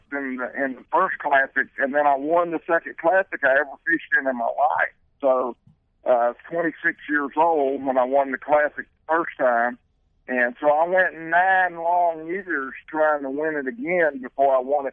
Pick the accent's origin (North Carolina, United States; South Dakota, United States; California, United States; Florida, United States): North Carolina, United States; moved away as an adult; now in South Carolina, United States; I grew up in North Carolina and moved to South Carolina just a few years ago